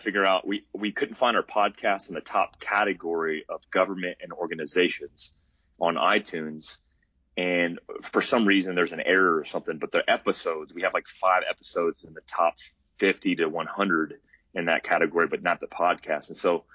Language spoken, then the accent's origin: English; North Carolina, United States; now in Arizona, United States; I grew up hunting whitetail in North Carolina